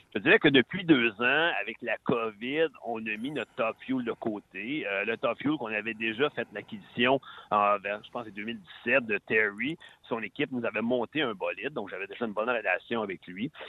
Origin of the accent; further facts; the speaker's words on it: Salaberry-de-Valleyfield, Quebec, Canada; also born or lived in Sherbrooke; je suis un petit gars de ta région, la région de Valleyfield